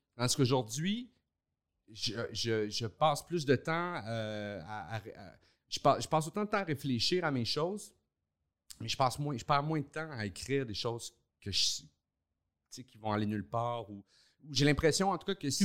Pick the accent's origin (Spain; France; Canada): Canada; Montreal, Quebec; also born or lived in Laval; je suis né à Montréal, puis euh, j'ai habité là jusqu'à l'âge de 9 ans